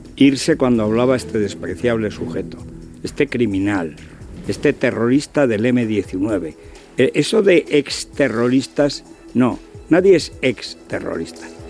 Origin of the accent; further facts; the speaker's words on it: Spain; Somos españoles. Hemos nacido en España.